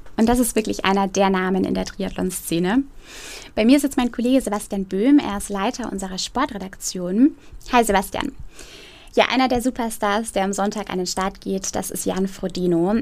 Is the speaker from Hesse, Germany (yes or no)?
no; Roth, Bavaria, Germany; Meine Heimatstadt Rot